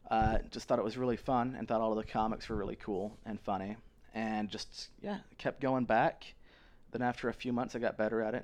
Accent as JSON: {"language": "English", "region": "Utah", "country": "United States", "tie": "born or raised there", "said": "Yeah, I grew up in Utah. I grew up Mormon, not Jewish."}